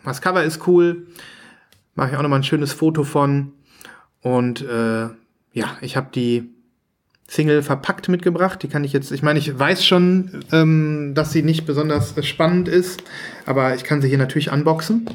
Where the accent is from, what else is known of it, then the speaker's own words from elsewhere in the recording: Saerbeck, North Rhine-Westphalia, Germany; Ich komme ja aus dem Münsterland.